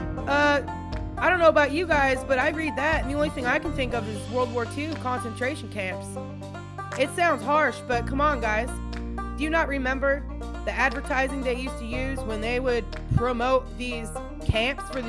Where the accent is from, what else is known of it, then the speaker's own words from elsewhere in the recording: Washington, United States; moved away as an adult; also born or lived in Montana; now in Tennessee, United States; been in Washington State my whole life